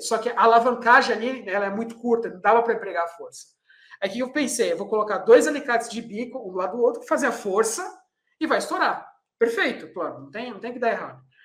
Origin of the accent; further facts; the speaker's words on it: Brazil; Eu sou brasileiro e a gente tem o jeitinho brasileiro enraizado